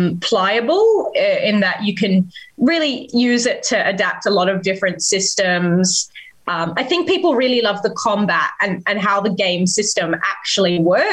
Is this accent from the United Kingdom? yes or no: no; Australia; from Rolls a Cast, which is a production by Baby Beard Media, which is four Australian performers getting around a podcast table